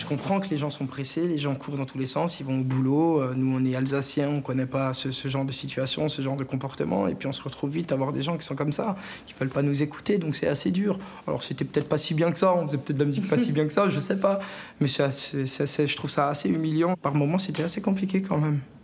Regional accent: Alsatian village, Grand Est, France; mes enfants, bah, ils peuvent grandir là où j'ai grandi. Ils sont dans les mêmes champs, dans les vignes, voilà, dans les mêmes rues

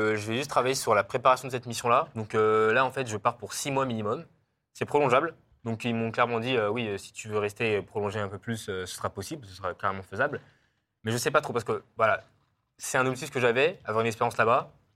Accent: France; suis français européen

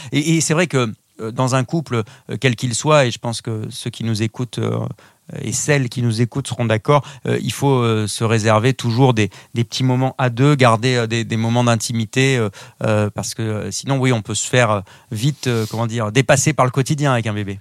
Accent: southwest France, France; on est originaire du sud-ouest de la France

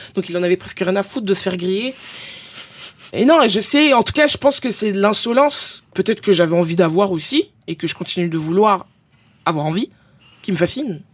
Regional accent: Épinay-sous-Sénart, Île-de-France, France; also born or lived in Villeneuve-Saint-Georges; Je suis né à Villeneuve-Saint-Georges, mais j'ai grandi dans une petite ville dans le 91 qui s'appelle Épinay-sous-Sénart

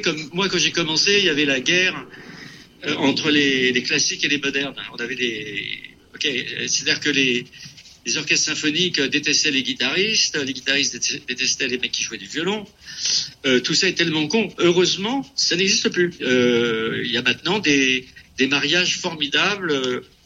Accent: France; moved away as an adult; now in California, United States; Je suis né en France, euh, je veux dire, je suis de culture française.

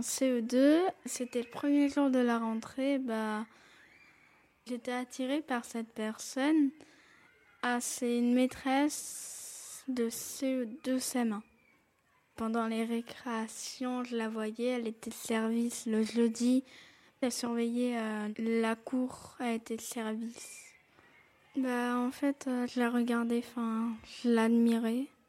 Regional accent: Montpellier, Occitania, France; j'ai 10 ans, je suis née à Montpellier

